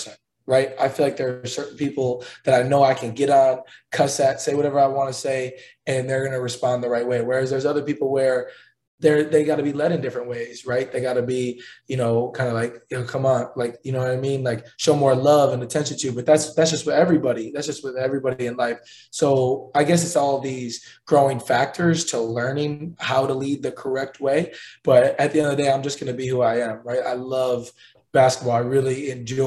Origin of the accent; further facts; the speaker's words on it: hometown of the Bucks, Wisconsin, United States; now in Indianapolis, United States; my hometown, the Bucks